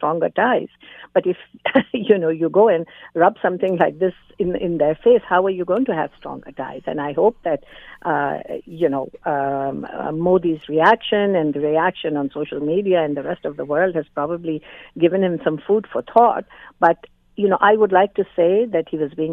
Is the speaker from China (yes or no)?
no; Canada; me as a Canadian